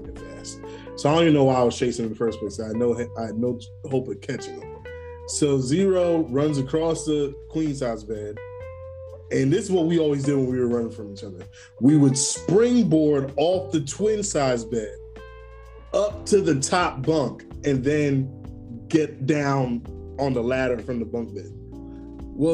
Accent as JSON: {"language": "English", "town": "New York City", "region": "New York", "country": "United States", "tie": "born or raised there", "said": "where we grew up in New York, we grew up in Brooklyn in this building."}